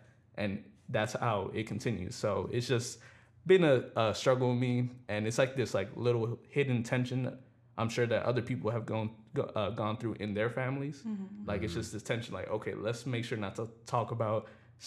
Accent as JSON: {"language": "English", "town": "New York City", "region": "New York", "country": "United States", "tie": "born or raised there", "said": "growing up in the Bronx"}